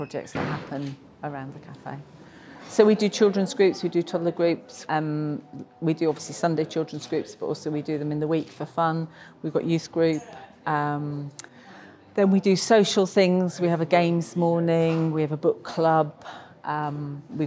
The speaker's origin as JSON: {"language": "English", "town": "Darlington", "region": "North East England", "country": "United Kingdom", "moved": "as an adult", "lives_now": "Reading, United Kingdom", "said": "I came from Darlington, which is near south of Newcastle."}